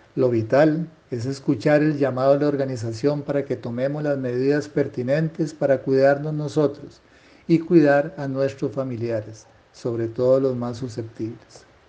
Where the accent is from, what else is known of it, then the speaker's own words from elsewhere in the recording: Costa Rica; como ciudadano costarricense